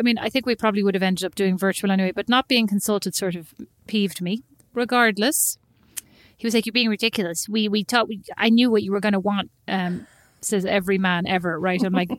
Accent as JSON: {"language": "English", "area": "Kildare", "region": "Leinster", "country": "Ireland", "tie": "born or raised there", "moved": "yes", "said": "it was hard growing up in Kildare."}